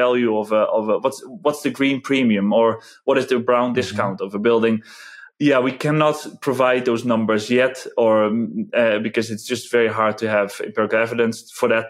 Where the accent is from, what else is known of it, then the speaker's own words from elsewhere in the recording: Netherlands; English is a second language; moved away as an adult; now in Czech Republic; I'm originally from the Netherlands